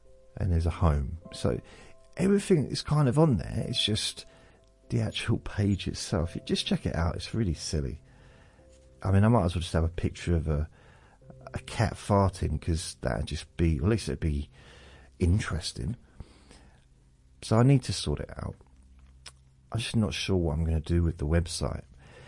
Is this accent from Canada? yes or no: no; Newcastle, North East England, United Kingdom; accent: Geordie; moved away; also born or lived in Southend; proper Geordie accent, so I was an official Geordie, even though I wasn't born there, but that was my first accent. And then I moved to Southend, which is in Essex, so southeast of the country. It's not far from London, really. And I think I still had a Newcastle accent even then